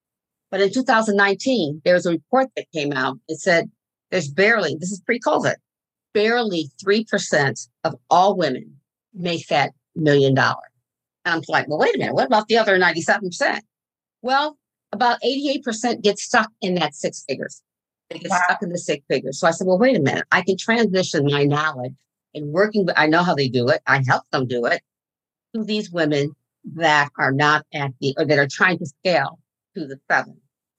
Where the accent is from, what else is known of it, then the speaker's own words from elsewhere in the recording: Fort Bragg, North Carolina, United States; born there; I'm an Army brat, as they called us. I was born in Fort Bragg, North Carolina.